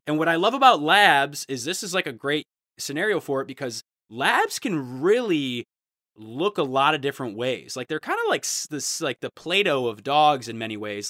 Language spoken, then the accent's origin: English; Ohio, United States; I'm from Ohio